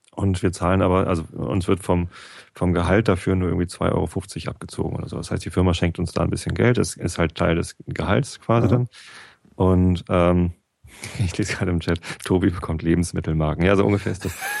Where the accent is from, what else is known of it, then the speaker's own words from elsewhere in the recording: Germany; ich bin ja auch Deutscher